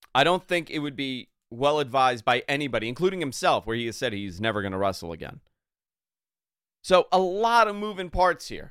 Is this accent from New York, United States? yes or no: yes; New York, United States; growing up in New York